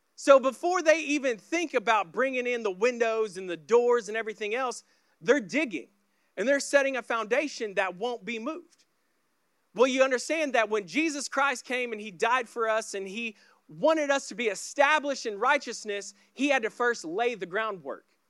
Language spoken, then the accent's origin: English; Oklahoma, United States; I grew up in the Bible Belt of Oklahoma